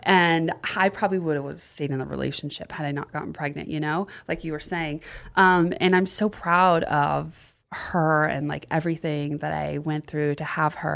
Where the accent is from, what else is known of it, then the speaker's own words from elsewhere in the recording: the South, Florida, United States; moved away as an adult; also born or lived in Austin; now in Los Angeles, United States; I grew up in the South